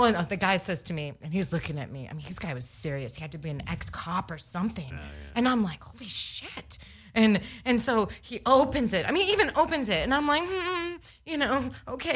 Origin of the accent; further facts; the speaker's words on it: Los Angeles, California, United States; I grew up